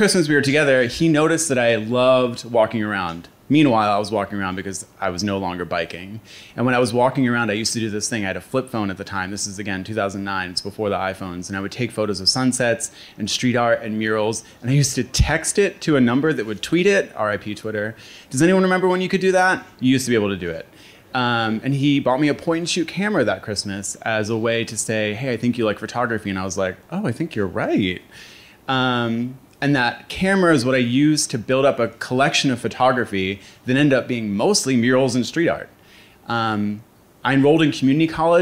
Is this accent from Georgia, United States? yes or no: no; Philadelphia, Pennsylvania, United States; I was born and raised in Fishtown